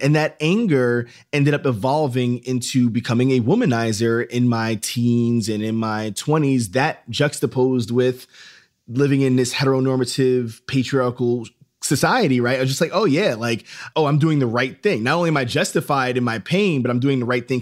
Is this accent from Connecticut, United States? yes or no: no; Yonkers, New York, United States; also born or lived in Philadelphia / Columbia, South Carolina; I grew up in Yonkers, New York